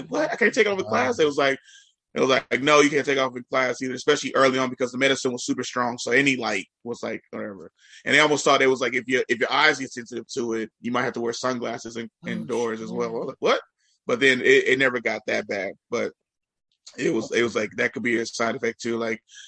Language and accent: English; Richmond, California, United States; I grew up in Richmond, California